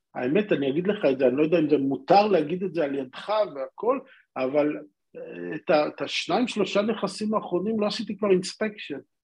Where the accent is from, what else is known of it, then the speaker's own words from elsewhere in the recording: Israel; now in Singapore; אנחנו ישראלים